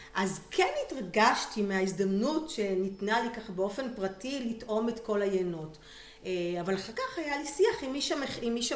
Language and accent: Hebrew; Kiryat Yam, Haifa District, Israel; also born or lived in Italy; נולדתי בקריית ים, גדלתי בקריית ים